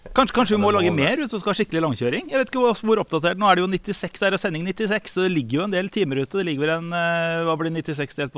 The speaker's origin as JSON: {"language": "Norwegian", "region": "Eastern Norway", "country": "Norway", "said": "Jeg er østlending."}